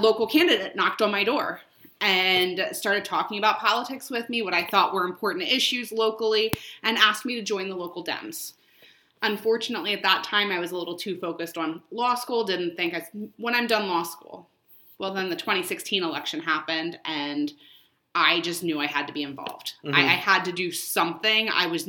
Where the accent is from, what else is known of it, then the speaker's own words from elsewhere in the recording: Berks County, Pennsylvania, United States; I grew up in Berks County, Pennsylvania. A lot of cows, a lot of farms